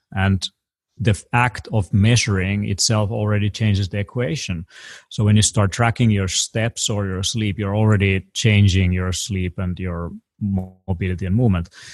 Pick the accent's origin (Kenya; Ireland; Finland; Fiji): Finland; I come from Europe